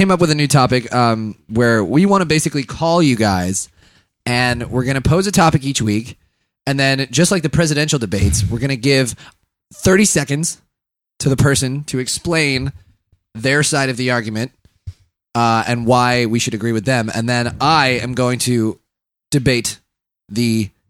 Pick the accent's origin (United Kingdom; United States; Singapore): United Kingdom; England; Listen, see, I'm from England.